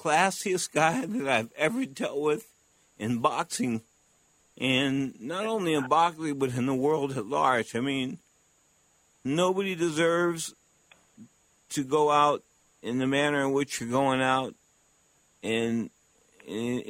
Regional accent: San Francisco, California, United States; I was from San Francisco

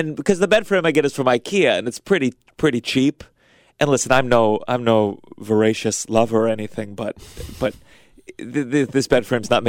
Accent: Potomac, Maryland, United States; I grew up Potomac, Maryland.

